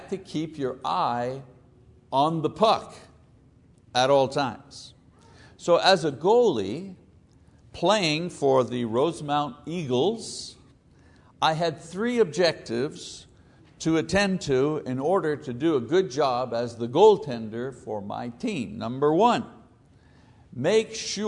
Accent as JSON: {"language": "English", "town": "Montreal", "region": "Quebec", "country": "Canada", "tie": "born or raised there", "said": "When I was a kid growing up in Montreal, Canada"}